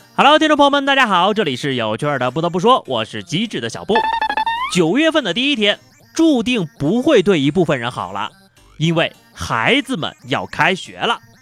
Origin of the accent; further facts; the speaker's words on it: China; 我们中国人都数学好